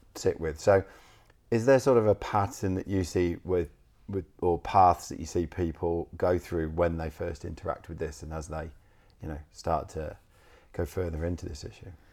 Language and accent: English; England, United Kingdom; moved away; I'm from England